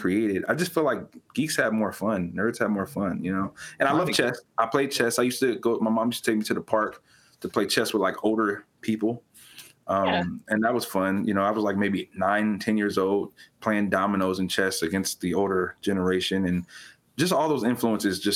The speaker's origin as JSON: {"language": "English", "region": "California", "country": "United States", "tie": "born or raised there", "moved": "yes", "said": "I was born and raised in California. I don't currently live in California."}